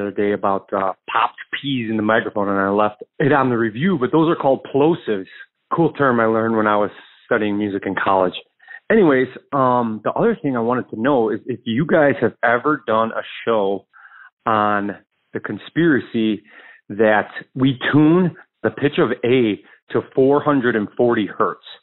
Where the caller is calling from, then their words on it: Chicago, Illinois, United States; I'm calling from Chicago, musician out here